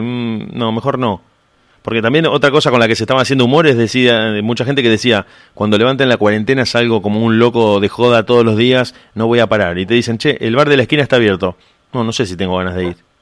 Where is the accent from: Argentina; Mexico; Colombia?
Argentina; tenemos eso los argentinos